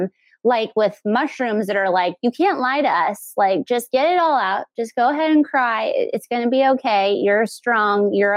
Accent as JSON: {"language": "English", "town": "El Paso", "region": "Texas", "country": "United States", "tie": "born or raised there", "said": "growing up in El Paso is the Mexican culture"}